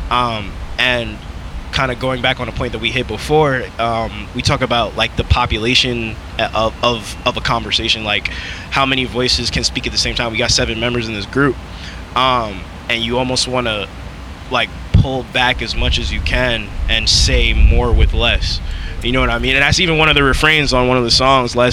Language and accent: English; upstate New York, United States; I'm from New York, but I'm from like the upper part of New York